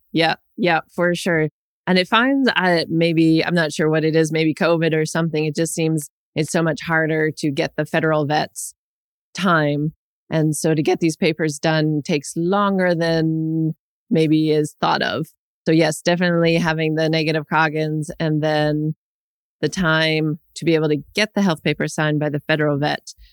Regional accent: Winnipeg, Manitoba, Canada; now in Ontario, Canada; I grew up in Winnipeg and am very familiar with winters

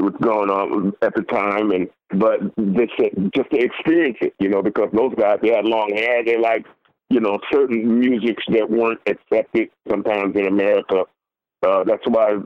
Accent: San Francisco, California, United States; I'm from San Francisco.

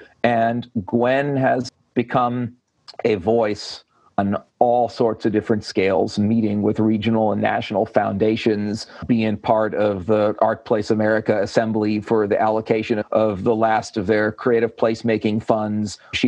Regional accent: Whitesburg, Kentucky, United States; somebody there called me an outsider, not because I'm from Connecticut, but because I'm from Whitesburg.

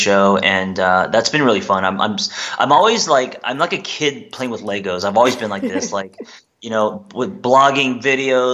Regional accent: United States; also born or lived in South Korea; I was raised, I'm Korean American. Parents came here, you know, when I was 3

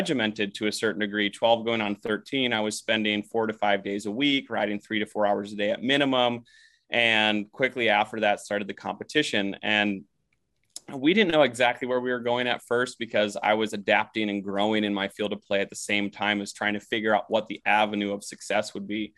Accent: Minnesota, United States; growing up in Minnesota

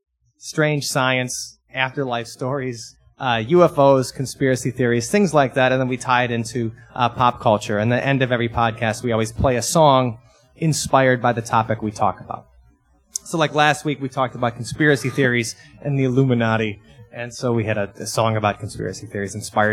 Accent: Madison, Wisconsin, United States; we're from Madison, Wisconsin, and we're coming through on a tour.

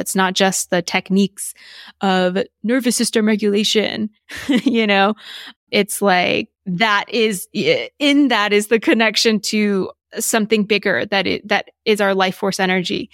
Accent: Texas, United States; also born or lived in New York; now in Los Angeles, United States; growing up in Texas and going to school in the South.

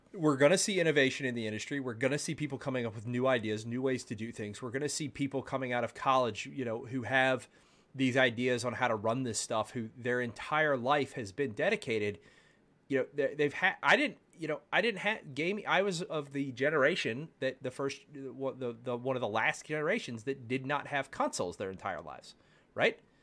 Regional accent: Baltimore, Maryland, United States; now in Texas, United States; I grew up in Baltimore

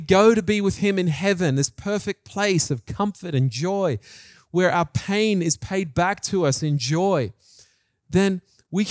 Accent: Australia; moved away as an adult; also born or lived in New Zealand; now in Japan; I had lost my New Zealand accent and I was becoming an Australian really in many ways

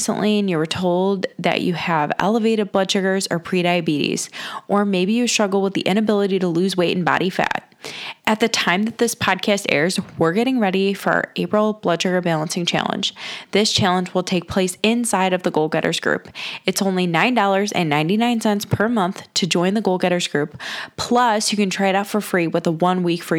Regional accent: Cleveland, Ohio, United States; I'm born and raised in Cleveland, Ohio

